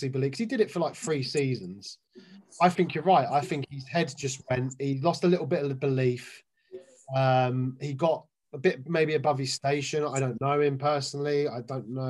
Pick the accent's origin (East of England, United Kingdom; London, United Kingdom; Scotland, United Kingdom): London, United Kingdom; now in Milton Keynes, United Kingdom; I'm originally from London. I live in Milton Keynes.